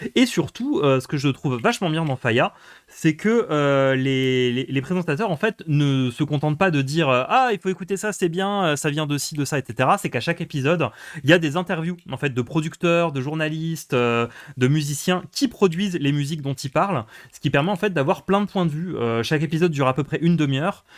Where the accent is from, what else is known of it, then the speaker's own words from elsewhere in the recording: Moselle, Grand Est, France; j'ai grandi en Moselle